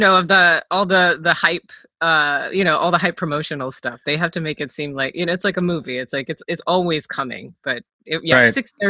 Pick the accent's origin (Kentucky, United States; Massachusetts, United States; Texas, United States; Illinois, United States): Kentucky, United States; also born or lived in Minnesota; I was born in Minnesota. I grew up in Kentucky. I moved around a lot when I became an adult.